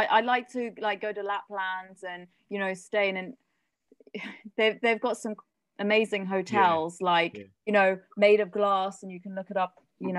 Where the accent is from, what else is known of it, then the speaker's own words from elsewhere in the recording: South Africa; born there; I was born in South Africa, and I've also lived there as an adult.